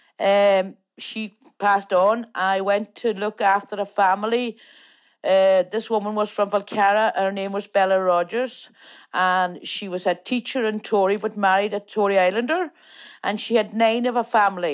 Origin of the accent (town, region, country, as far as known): Falcarragh, Ulster, Ireland; born or raised there; first language Irish; English is a second language; also born or lived in the island (Donegal)